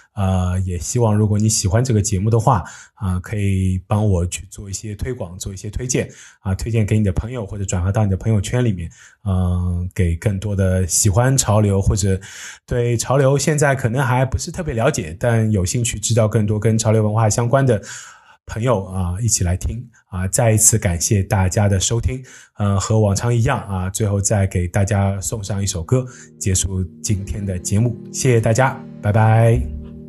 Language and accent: Chinese; China; 我一个土生土长的中国人